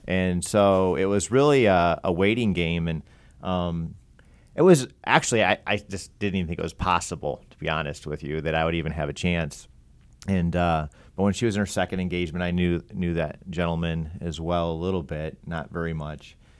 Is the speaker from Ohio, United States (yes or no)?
yes; Pataskala, Ohio, United States; I'm from Columbus area